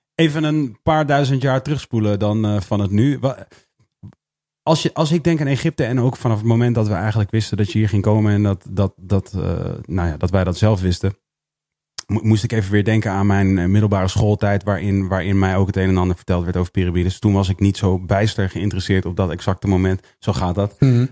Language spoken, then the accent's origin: Dutch; Netherlands; wij in Nederland